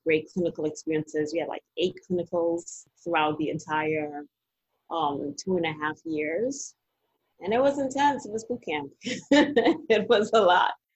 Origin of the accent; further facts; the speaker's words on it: Trinidad & Tobago; now in Washington DC, United States; I'm originally from Trinidad Tobago